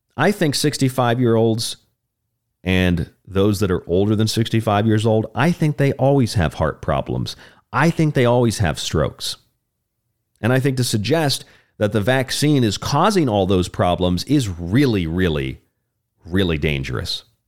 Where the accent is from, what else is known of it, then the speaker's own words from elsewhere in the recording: Florida, United States; my home state of Florida